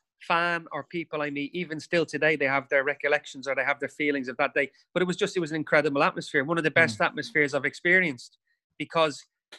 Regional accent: Dublin, Leinster, Ireland; can you imagine being an Evertonian growing up in Dublin?

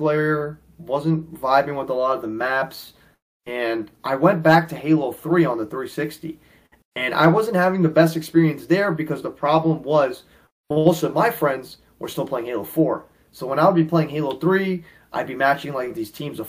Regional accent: New York City, New York, United States; I'm born and raised in New York City

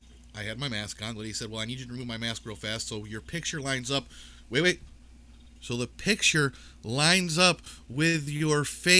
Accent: United States; also born or lived in New York State; I'm an American.

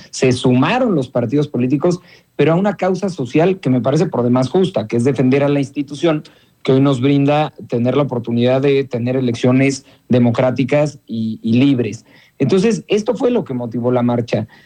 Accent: Mexico; parece que López Obrador está consiguiendo eh, su cometido que es dividir al país, que es dividirnos como mexicanos

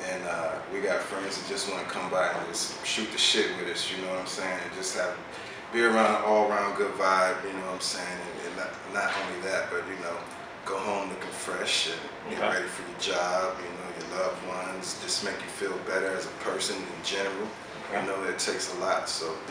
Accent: Ohio, United States; now in Tampa, United States; I come from Ohio, and that's just how we get it.

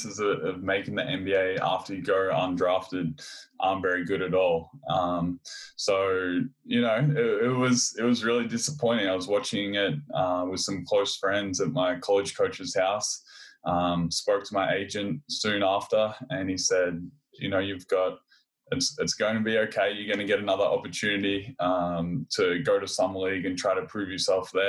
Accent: Australia; moved away as an adult; also born or lived in California; I grew up in Australia in a small country town. I moved away from home when I was 16 to go to the Australian Institute of Sport

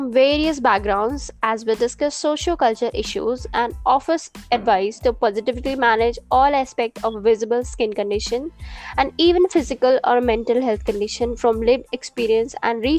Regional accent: India; I'm from India.

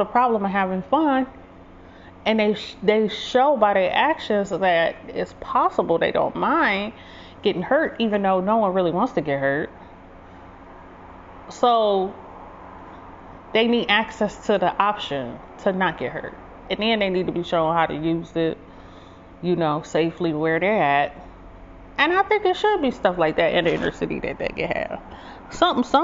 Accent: Detroit, Michigan, United States; I grew up in Detroit. People always race their cars up the street

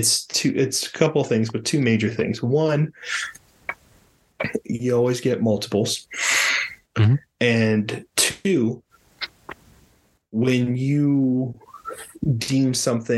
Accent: Miami, Florida, United States; I'm from Miami

